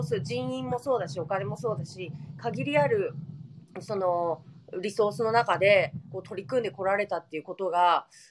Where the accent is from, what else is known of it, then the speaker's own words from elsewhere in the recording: Nagasaki, Japan; 私たち長崎県民